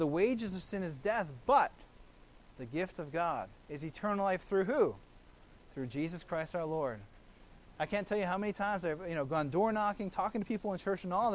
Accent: Kailua, Hawaii, United States; I grew up there in Kailua, there on the island of Oahu

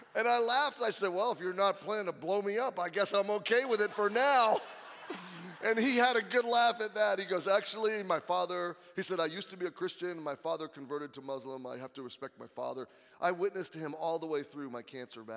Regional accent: United States; as an American

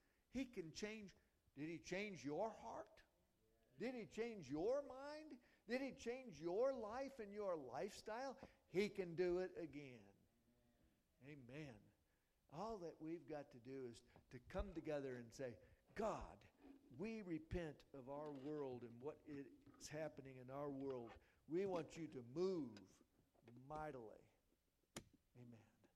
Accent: United States; I was born here, and I've been overseas, and every time I come back home

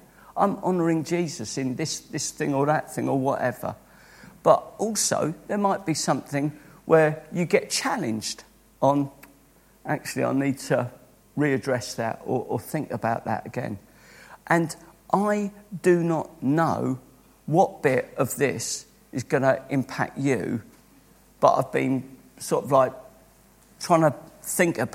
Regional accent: Croydon, London, United Kingdom; born and brought up in Croydon

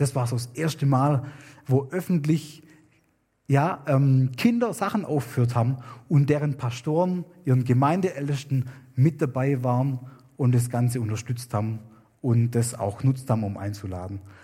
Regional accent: Germany; moved away as an adult; now in Wewak, Papua New Guinea; wir als Deutsche

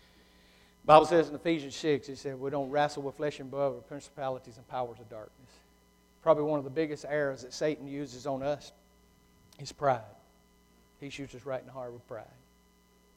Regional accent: United States; I'm a typical old Lincoln County, born and raised in Wellman, Baptist Church, redneck

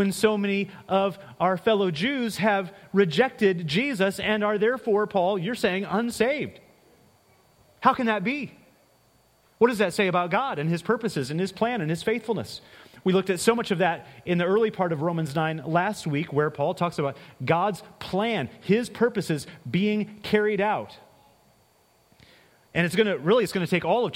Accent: Ohio, United States; now in Illinois, United States; Grew up the first half of my life in Ohio.

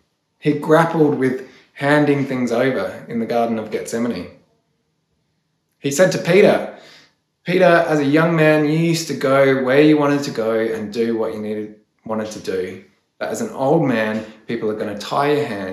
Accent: Australia; As Australian Christians

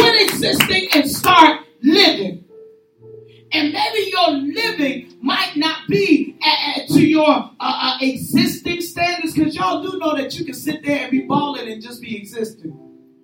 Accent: Chicago, Illinois, United States; I'm from Chicago

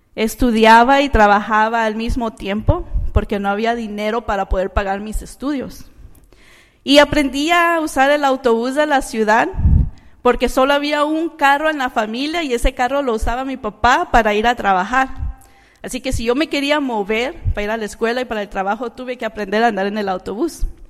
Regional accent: Managua, Nicaragua; now in United States; yo no nací aquí en los Estados Unidos, yo nací en Managua, Nicaragua

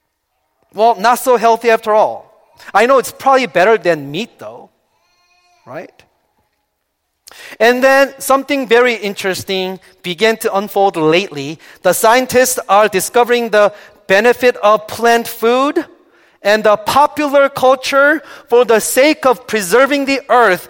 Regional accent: South Korea; moved away; Growing up in Korea, I was taught not to drink coffee or Coca-Cola.

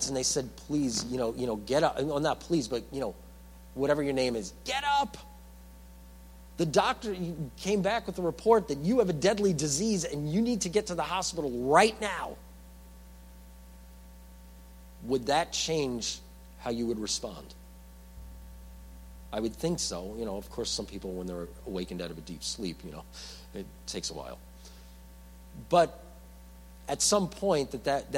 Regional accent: New York, United States; I'm from New York

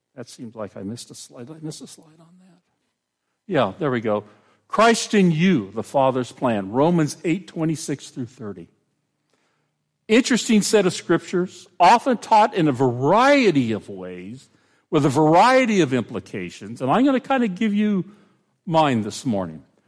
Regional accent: Pomona, California, United States; moved away; I grew up in Pomona, which is where the fair was

